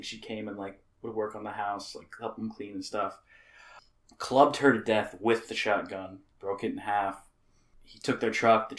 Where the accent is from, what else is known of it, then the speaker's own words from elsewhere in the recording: Pinckneyville, Illinois, United States; now in Los Angeles, United States; Gorham is 35 miles from my hometown.